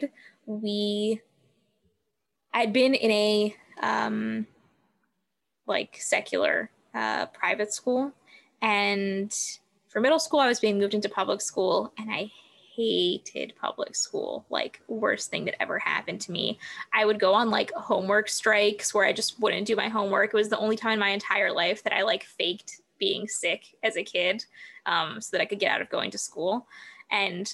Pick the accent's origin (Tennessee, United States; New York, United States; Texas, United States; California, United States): California, United States; Southern; I was born and raised in Southern California